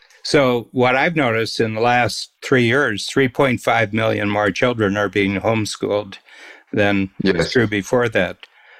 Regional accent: United States; now in Ontario, Canada; I grew up American

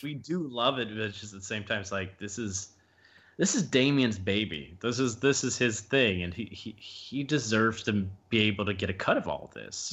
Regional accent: the South, United States; I'm from the South

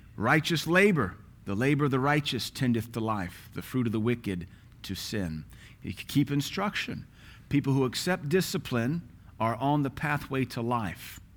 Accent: United States; We're American.

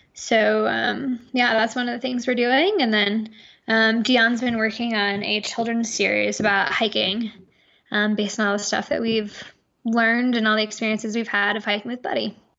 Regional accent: New York, United States; now in Crested Butte, United States; we're from New York

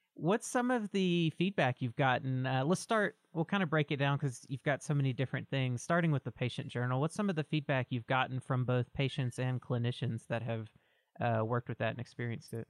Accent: Mississippi, United States; moved away as an adult; now in Oregon, United States; I'm originally from Mississippi and grew up in the South my whole life. I moved out to Oregon about seven years ago or so

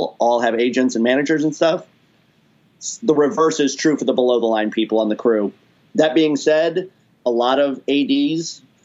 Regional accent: Cincinnati, Ohio, United States; moved away as an adult; now in Los Angeles, United States; I keep my 513 number. I still have a 513 Cincinnati number

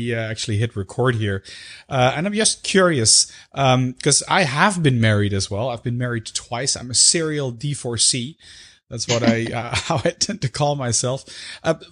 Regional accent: Netherlands; being from the Netherlands

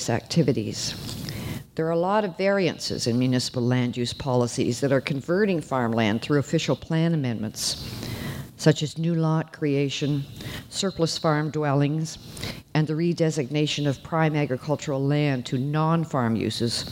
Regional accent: Gores Landing, Ontario, Canada; I grew up in Gorse Landing, which is deep in the hills and along Rice Lake

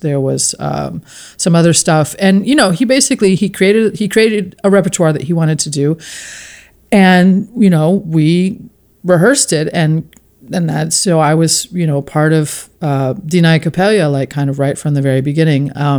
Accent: West Coast, United States; And I'm from the West Coast, so I'm, you know, quite, didn't grow up in a, you know, I had Jewish friends

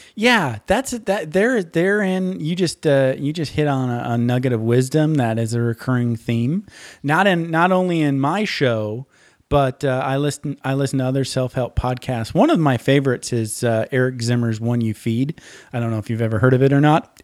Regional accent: Menominee, Michigan, United States; where I grew up is a place called Menominee, Michigan

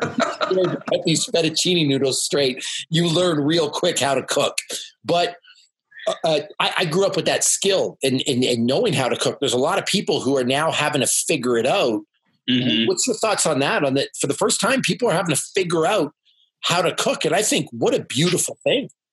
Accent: Canada; I'm from Canada and I speak yeah, French

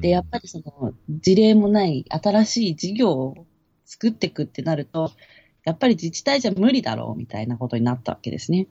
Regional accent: Kawasaki, Kanagawa, Japan; moved away as an adult; 私はその、まあ、川崎出身なんですね。で、2年半前に川崎から来た

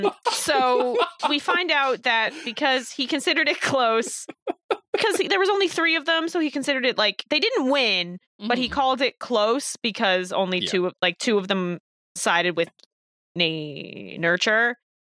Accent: New Jersey, United States; As someone who is from New Jersey

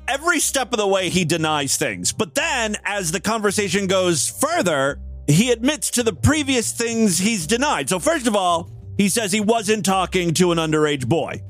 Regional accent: Ashtabula, Ohio, United States; Ashtabula is my hometown. It's a small town up in northeast uh, uh, Ohio, near Cleveland

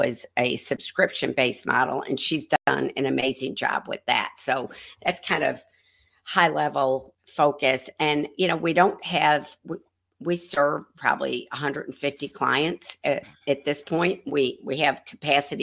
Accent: New York, United States; moved away as an adult; now in Memphis, United States; I'm actually from New York, but I've lived in Memphis most of my adult life.

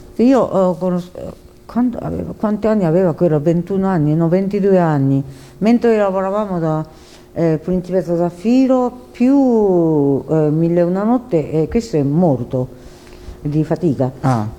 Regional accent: Japan; Italian is a second language; moved away as an adult; also born or lived in China; now in Italy; non sono nata in Giappone, io sono nata in Cina uh, durante la guerra, seconda guerra mondiale

